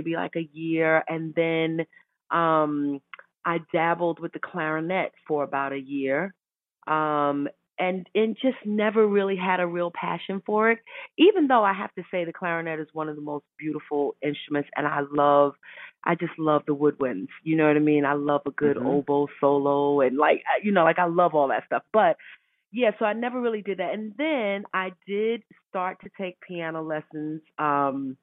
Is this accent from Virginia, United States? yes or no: no; New York City, New York, United States; I grew up in Brooklyn, New York, and we were in church every Sunday morning